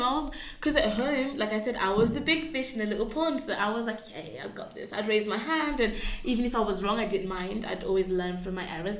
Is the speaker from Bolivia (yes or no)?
no; Birmingham, West Midlands, United Kingdom; moved away as an adult; now in Oxford, United Kingdom; growing up in Birmingham was quite a wild time